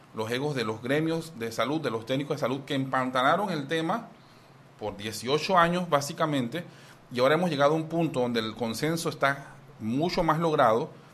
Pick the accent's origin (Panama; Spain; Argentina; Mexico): Panama; como muchos panameños que necesitamos de dos trabajos